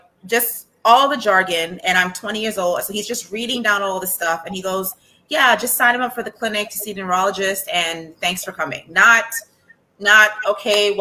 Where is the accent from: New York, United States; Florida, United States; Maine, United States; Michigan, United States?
New York, United States; also born or lived in Trinidad; I was born here in America